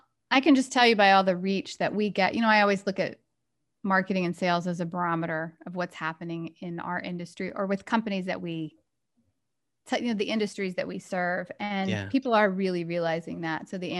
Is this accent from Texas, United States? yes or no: yes; Galveston, Texas, United States; Is that I grew up on an island in Texas. I grew up in Galveston Island.